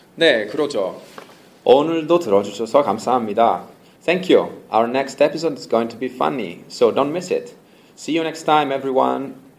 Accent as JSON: {"language": "Korean", "country": "Italy", "second_language": "Korean", "moved": "as an adult", "lives_now": "Seoul, South Korea", "said": "저는 이탈리아에서 온"}